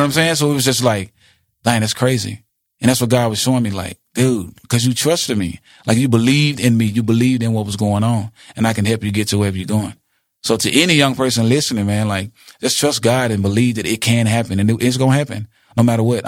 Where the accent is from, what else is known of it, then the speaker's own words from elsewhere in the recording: Jackson, United States; Jackson, my hometown